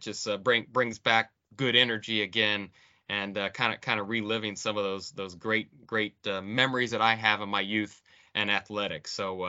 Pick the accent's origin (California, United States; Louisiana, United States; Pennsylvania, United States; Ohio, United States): Ohio, United States; Akron; So, I grew up in Akron, Ohio, playing a lot of basketball.